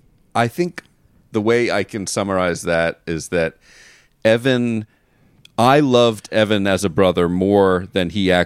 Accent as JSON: {"language": "English", "region": "Florida", "country": "United States", "tie": "born or raised there", "said": "we grew up in Florida."}